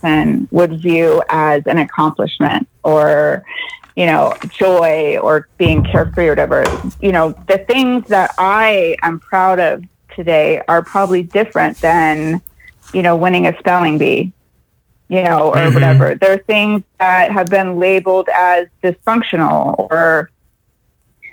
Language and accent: English; Temecula, California, United States; I am from Temecula, California